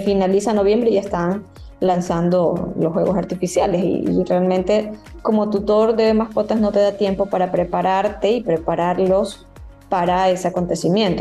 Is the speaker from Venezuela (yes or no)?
no; Ecuador; los hábitos que tenemos como ecuatorianos